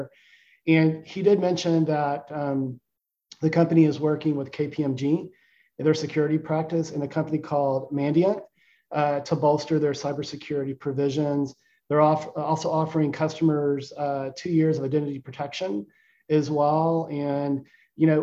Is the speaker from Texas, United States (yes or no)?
yes; Austin, Texas, United States; my hometown of Austin